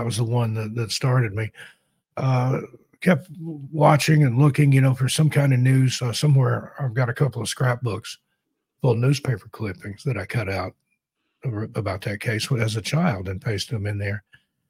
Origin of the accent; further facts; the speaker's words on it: East Tennessee, United States; I was born and raised in East Tennessee in the foothills of the Appalachians there.